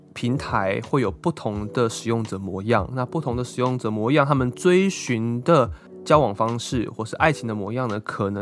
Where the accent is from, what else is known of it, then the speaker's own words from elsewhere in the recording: Taiwan; now in Tokyo, Japan; 就算我们台湾人来东京，